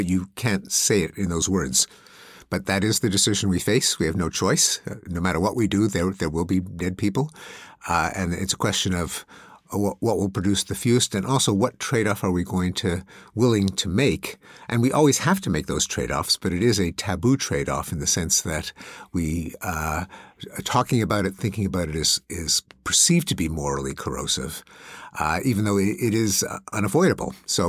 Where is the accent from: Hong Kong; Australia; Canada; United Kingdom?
Canada; now in United States; I grew up in Canada, which imported the British system. So I grew up in religious schools.